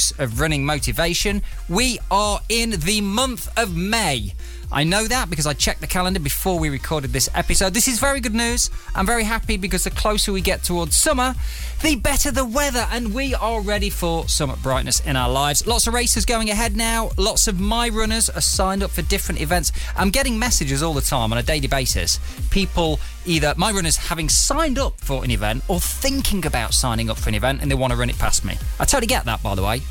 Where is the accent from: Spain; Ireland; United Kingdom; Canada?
United Kingdom; Derby, East Midlands; now in Bristol, United Kingdom; I'm from Derby, and it was great to go back for a few days with Martina, catch up with my grandma